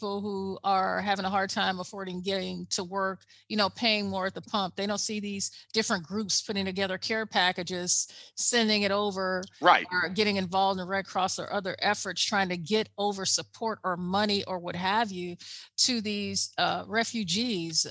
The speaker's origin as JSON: {"language": "English", "country": "United States", "said": "as an American"}